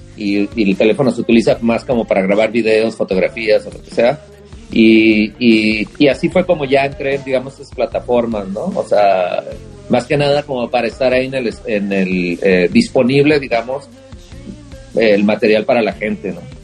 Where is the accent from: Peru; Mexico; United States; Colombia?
Mexico; northern Mexico; somos del norte